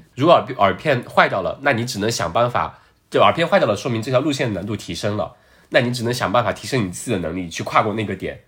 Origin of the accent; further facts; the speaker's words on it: China; 我们中国人讲究四个字